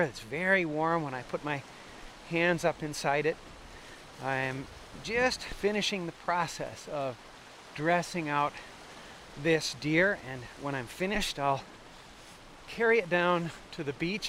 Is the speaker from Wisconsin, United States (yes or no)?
yes; Wisconsin, United States; moved away; also born or lived in Alaska; growing up in Wisconsin